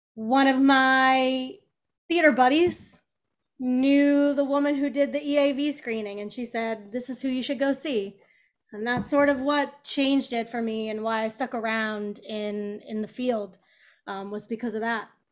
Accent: Kansas City, United States; moved away; also born or lived in Chicago; Kansas City

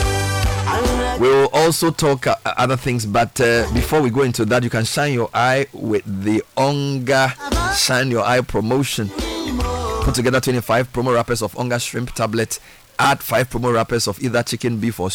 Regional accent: Accra, Greater Accra, Ghana; I'm an Accra boy. I was born in Accra.

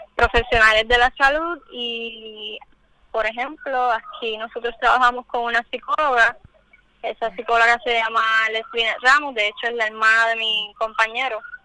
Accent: Puerto Rico; nos identifican como puertorriqueñas, como caribeñas

